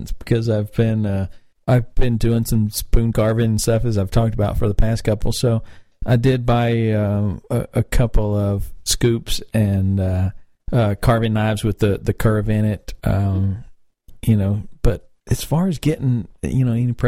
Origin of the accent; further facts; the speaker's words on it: North Carolina, United States; now in Atlanta, United States; I love Winston-Salem because that's my home state